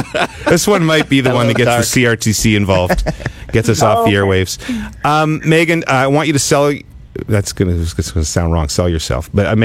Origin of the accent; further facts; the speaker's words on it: Ottawa, Ontario, Canada; moved away; also born or lived in Vancouver; Ottawa's my hometown